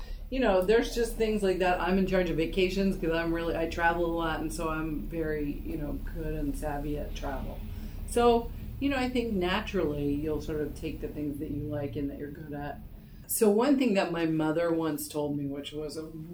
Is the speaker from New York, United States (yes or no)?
yes; New York City, New York, United States; I am from New York City. I currently live 10 blocks from where I grew up